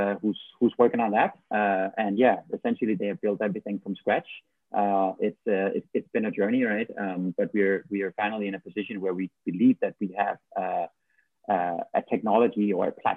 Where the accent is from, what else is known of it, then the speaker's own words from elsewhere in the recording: Odense, Southern Denmark, Denmark; now in Bangkok, Thailand; I am from Denmark, right. from a city called Odense, to be exact